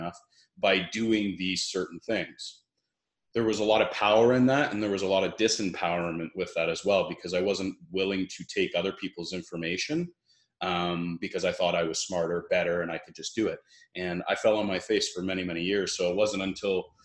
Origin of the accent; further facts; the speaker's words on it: Brantford, Ontario, Canada; now in Kelowna, Canada; I grew up in a small town, Brantford, Ontario, which is in Canada